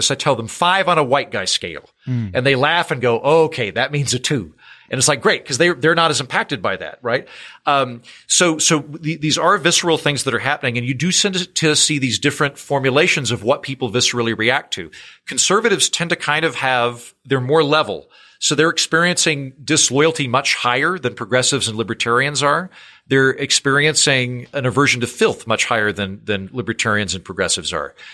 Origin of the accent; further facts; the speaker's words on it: Oklahoma, United States; I don't like you're from Iowa, I'm from Oklahoma.